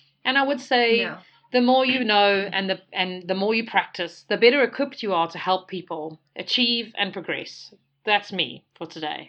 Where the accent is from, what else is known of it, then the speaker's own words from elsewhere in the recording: South Africa; also born or lived in United Kingdom; So everybody here in South Africa teases me, and they ask me, like, where are you from? And I'm like, from South Africa.